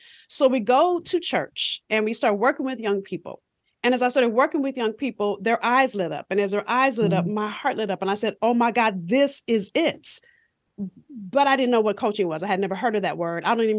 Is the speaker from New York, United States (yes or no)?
no; Los Angeles, California, United States; I'm from South Central LA. So if you've seen Boys in the Hood, I grew up probably about 10 blocks from where they filmed